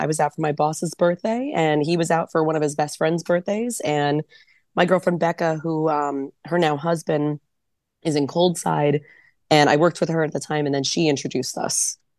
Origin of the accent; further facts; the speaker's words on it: New Jersey, United States; moved away; I'm from New Jersey originally